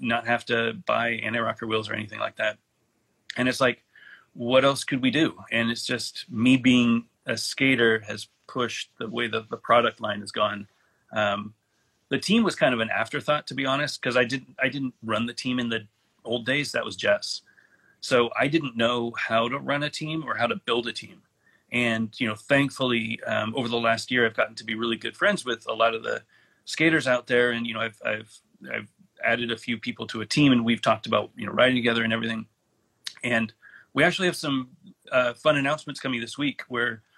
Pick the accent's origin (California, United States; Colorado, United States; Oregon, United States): California, United States; Alameda; moved away as an adult; now in North Carolina, United States; I grew up in Alameda, California